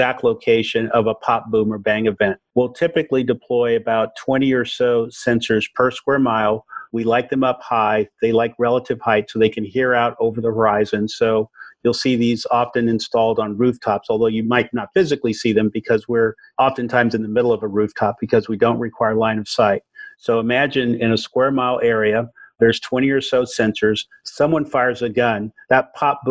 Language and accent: English; Oakland, California, United States; growing up in East Oakland, where I saw the issues of violence